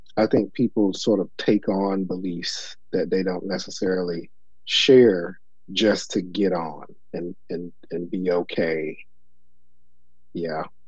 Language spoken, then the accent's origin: English; Elizabeth City, North Carolina, United States; moved away; also born or lived in New York City; I grew up in Elizabeth City, which is also a small town